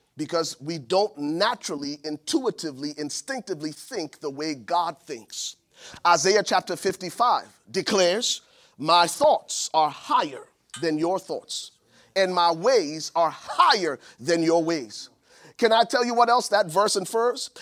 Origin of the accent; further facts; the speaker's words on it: Buchanan, Grand Bassa County, Liberia; now in United States; my hometown in Buchanan, Liberia